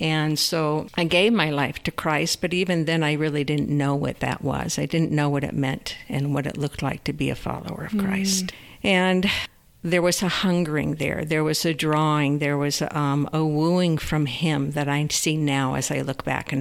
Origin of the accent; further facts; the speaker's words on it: New York, United States; I was born in New York State